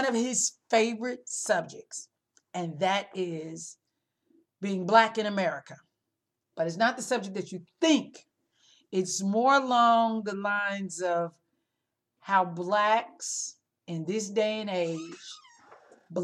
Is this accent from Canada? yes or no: no; Illinois, United States; I grew up in Illinois